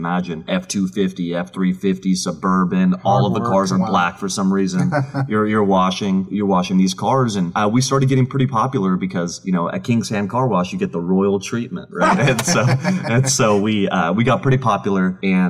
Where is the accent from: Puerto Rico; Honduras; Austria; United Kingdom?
Austria; moved away; My dad and I immigrated from Austria in 1996.